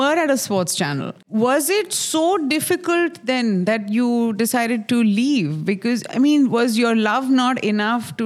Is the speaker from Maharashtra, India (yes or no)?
yes; Mumbai, Maharashtra, India; I'm from Bombay. Yeah. We grew up in a place called Khar.